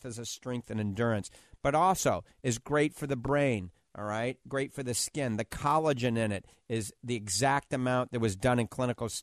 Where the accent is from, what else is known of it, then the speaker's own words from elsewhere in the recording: New Orleans, Louisiana, United States; accent: New Orleans; my New Orleans accent